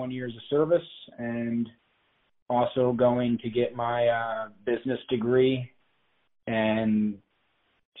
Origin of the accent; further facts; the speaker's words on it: Grand Rapids, Ohio, United States; moved away as an adult; I grew up in Northwest Ohio on a farm in Grand Rapids, Ohio.